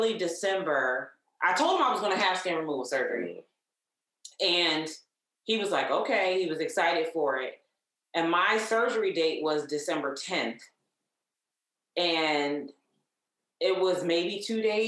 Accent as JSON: {"language": "English", "town": "Columbia", "region": "Maryland", "country": "United States", "tie": "born or raised there", "also_born_or_lived": "Nashville, Tennessee", "said": "I was born in Nashville, Tennessee. He brought me and my mom here in the late 70s for a better opportunity, better life. And I grew up in Columbia, Maryland"}